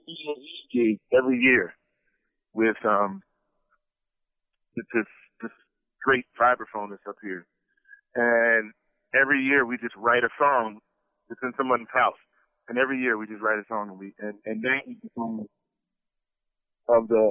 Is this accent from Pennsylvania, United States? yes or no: yes; Philadelphia, Pennsylvania, United States; I grew up in Philly with some of the older musicians because my uncle was a saxophone